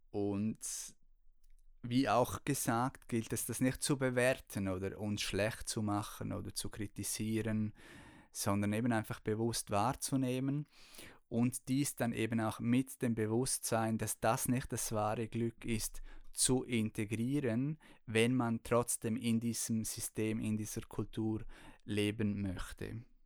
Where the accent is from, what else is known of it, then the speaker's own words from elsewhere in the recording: Chur, Graubünden, Switzerland; ich bin ja in Kur aufgewachsen